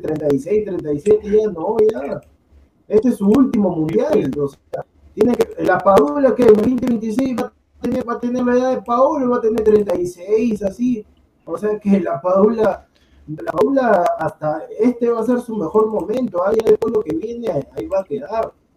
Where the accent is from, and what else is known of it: Peru